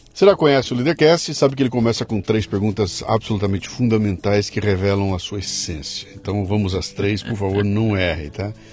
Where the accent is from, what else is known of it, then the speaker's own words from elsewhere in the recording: Brazil; sou brasileiro